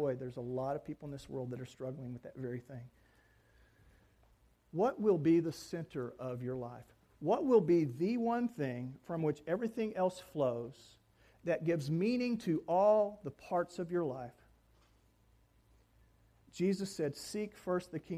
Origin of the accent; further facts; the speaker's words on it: North Texas, United States; moved away; also born or lived in Orlando; I was raised in North Texas